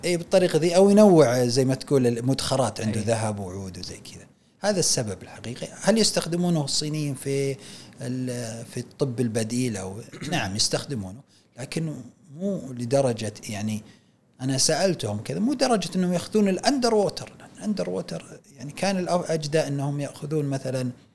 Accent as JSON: {"language": "Arabic", "country": "Saudi Arabia", "said": "احنا في السعوديه"}